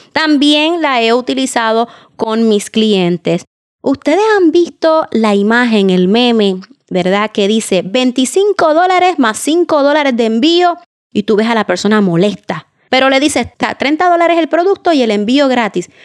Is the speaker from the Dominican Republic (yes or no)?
no; Puerto Rico; mi país, Puerto Rico